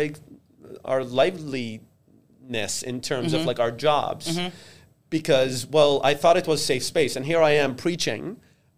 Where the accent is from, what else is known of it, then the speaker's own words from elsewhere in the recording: Iraq; also born or lived in Jordan; now in Buffalo, United States; I came to this country as a refugee 16 years ago, yeah. as an Iraqi refugee.